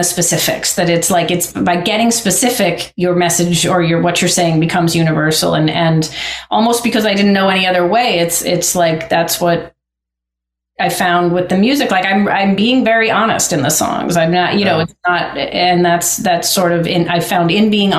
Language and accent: English; Lincoln, Massachusetts, United States; I grew up outside Boston in a small town called Lincoln